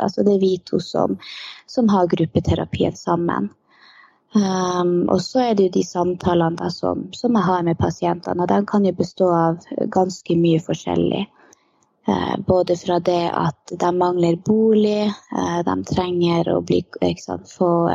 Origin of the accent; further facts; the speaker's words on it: Lakselv, Finnmark, Norway; moved away as an adult; now in Karasjok, Norway; Jeg er opprinnelig ifra Lakselv.